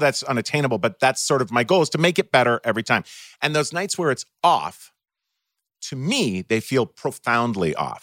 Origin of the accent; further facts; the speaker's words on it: Minnesota, United States; also born or lived in Ohio; when I was eight years old and we moved from Ohio to Minnesota